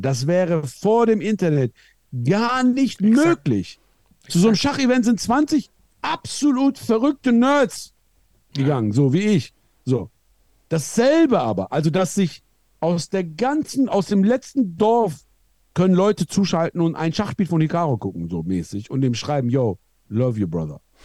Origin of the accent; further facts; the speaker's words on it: Iran; moved away; Ich komme aus dem Iran